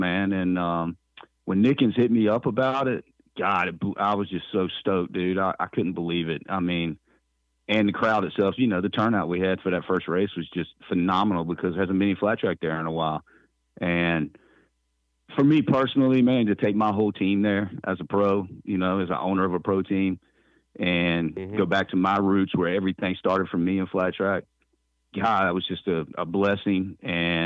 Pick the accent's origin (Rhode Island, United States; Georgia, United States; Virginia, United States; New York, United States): Virginia, United States; Richmond; The RVA thing in Richmond's, you know, huge for me because that's my hometown